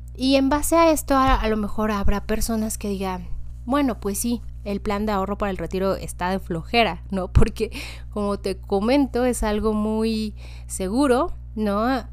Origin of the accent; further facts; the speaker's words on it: Mexico; nos da a nosotros como ciudadanos mexicanas